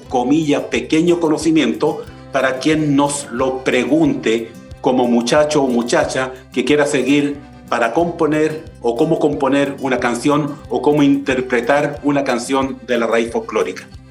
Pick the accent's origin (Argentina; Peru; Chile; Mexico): Chile; yo soy chileno